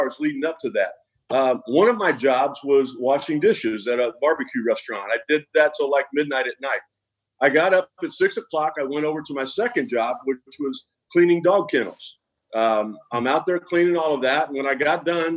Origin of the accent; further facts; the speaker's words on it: Independence, Missouri, United States; I was from Independence, Missouri. Everybody speaks English.